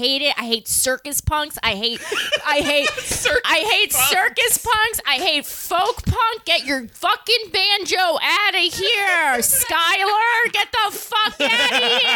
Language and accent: English; Long Island, New York, United States; where we grew up on Long Island